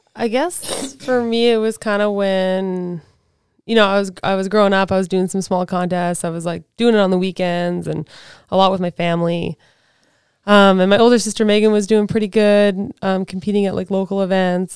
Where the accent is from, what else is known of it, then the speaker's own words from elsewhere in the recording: Alert Bay, British Columbia, Canada; also born or lived in Vancouver Island; I grew up in Alert Bay, British Columbia, which is a very small island